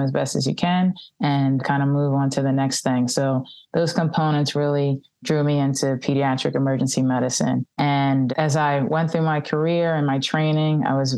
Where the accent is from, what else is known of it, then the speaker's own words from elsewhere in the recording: Philadelphia, Pennsylvania, United States; I'm born and raised in Philadelphia